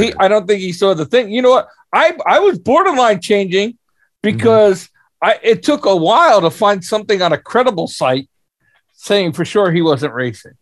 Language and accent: English; United States; as an American